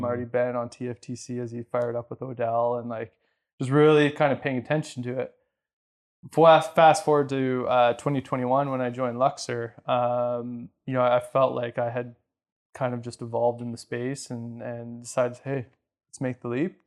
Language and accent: English; Canada; also born or lived in Ontario / Alberta; I'm Canadian